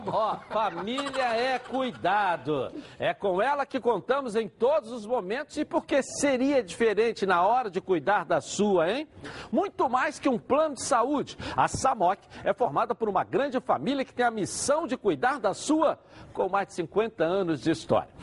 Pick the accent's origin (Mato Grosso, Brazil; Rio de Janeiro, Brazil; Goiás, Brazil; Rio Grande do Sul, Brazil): Rio de Janeiro, Brazil; Rio; a gente é do Rio